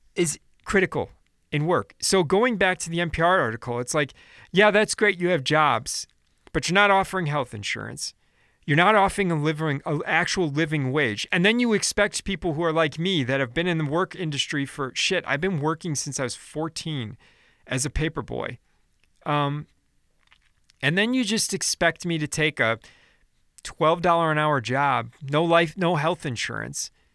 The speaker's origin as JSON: {"language": "English", "town": "Chicago", "region": "Illinois", "country": "United States", "said": "I'm from Chicago"}